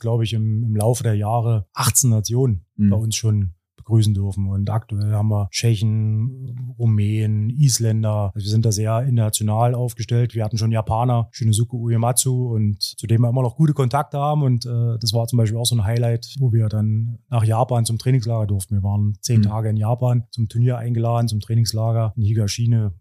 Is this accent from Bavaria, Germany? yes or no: no; Cottbus, Brandenburg, Germany; moved away as an adult; also born or lived in Hoyerswerda / Erzgebirge; now in Aue, Germany; bin in Hoyerswerda geboren, bin in Cottbus groß geworden, habe dort Handball gespielt